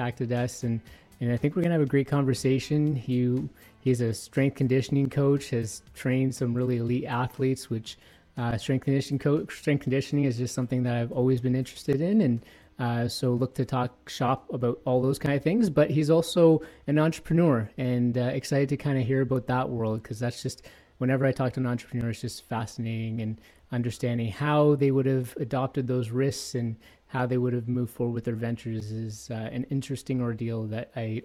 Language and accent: English; Toronto, Ontario, Canada; now in Edmonton, Canada; I live in Edmonton, but I'm from Ontario, born and raised in Toronto